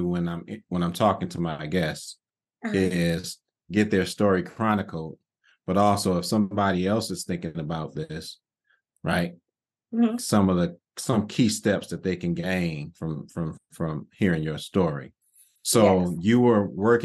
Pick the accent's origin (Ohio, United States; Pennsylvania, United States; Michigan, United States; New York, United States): Michigan, United States; Detroit; East side all day.